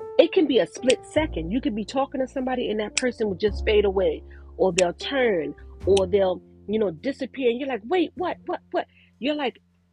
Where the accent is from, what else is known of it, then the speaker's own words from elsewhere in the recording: New York, United States; moved away; I'm from New York. I don't live in New York, but I'm from New York